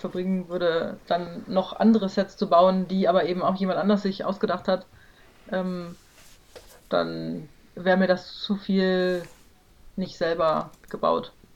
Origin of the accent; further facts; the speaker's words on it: Celle, Lower Saxony, Germany; aus meiner Geburtsstadt Zelle ein Haus zu bauen